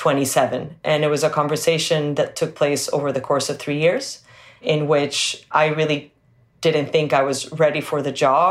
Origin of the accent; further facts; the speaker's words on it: Venezuela; moved away; also born or lived in New York; So I grew up in Venezuela. That's where I was born and went to school.